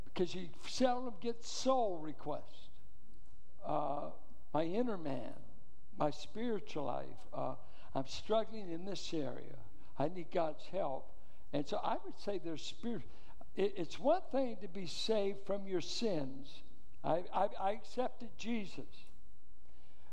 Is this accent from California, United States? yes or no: yes; Richmond, California, United States; I grew up in Richmond schools in the Iron Triangle.